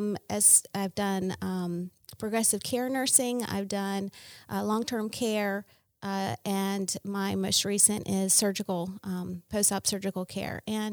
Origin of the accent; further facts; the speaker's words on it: Seaford, Delaware, United States; Yes, I was raised in Seaford, Delaware, and married a gentleman in Laurel.